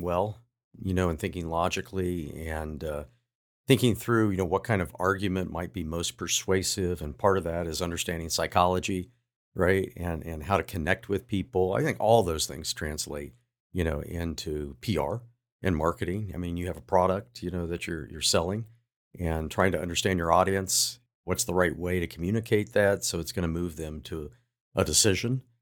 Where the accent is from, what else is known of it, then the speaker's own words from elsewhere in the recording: Athens, Ohio, United States; moved away; I grew up in Ohio, in Southeast Ohio